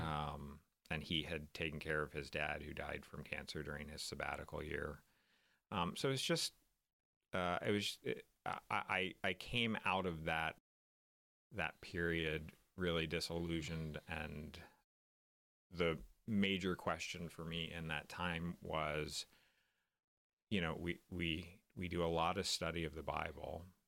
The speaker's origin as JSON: {"language": "English", "town": "Tulsa", "region": "Oklahoma", "country": "United States", "tie": "born or raised there", "moved": "yes", "said": "I grew up in Tulsa, Oklahoma"}